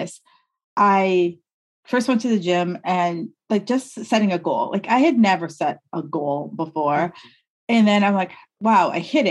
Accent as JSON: {"language": "English", "region": "New York", "country": "United States", "also_born_or_lived": "New England", "moved": "yes", "said": "I'm from New York"}